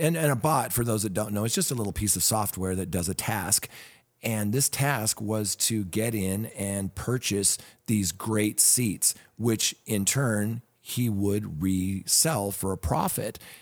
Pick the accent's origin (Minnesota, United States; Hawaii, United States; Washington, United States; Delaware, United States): Washington, United States; Seattle; growing up in the Seattle area